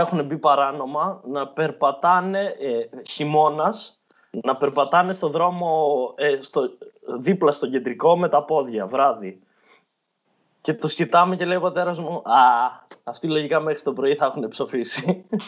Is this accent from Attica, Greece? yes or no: no; Evros, Eastern Macedonia and Thrace, Greece; moved away; εμείς που στον Εύρο είχαμε Τούρκους μέχρι το 1920, ξέρω εγώ, είμαστε Έλληνε